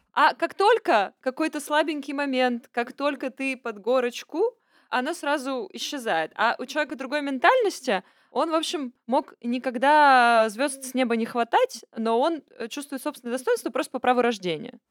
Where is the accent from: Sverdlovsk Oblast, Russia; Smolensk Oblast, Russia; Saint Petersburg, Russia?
Sverdlovsk Oblast, Russia; Yekaterinburg; формально я родилась еще в Свердловске